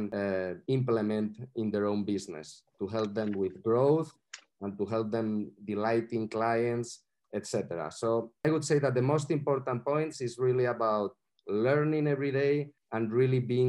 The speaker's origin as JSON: {"language": "English", "town": "Madrid", "region": "Community of Madrid", "country": "Spain", "said": "I'm from Madrid"}